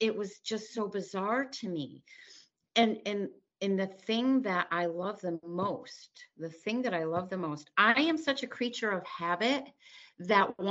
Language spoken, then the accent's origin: English; Connecticut, United States; I'm from Connecticut. You're talking to me in Connecticut.